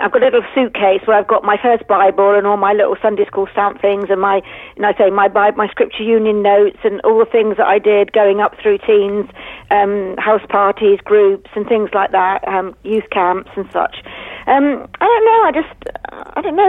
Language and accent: English; Christchurch, South West England, United Kingdom; I'm local, so I was born here in Christchurch, christened in St. George's